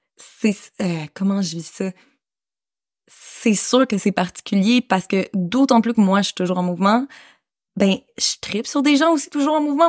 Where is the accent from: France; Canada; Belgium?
Canada; moved away as an adult; also born or lived in Kathmandu, Nepal; je suis née au Canada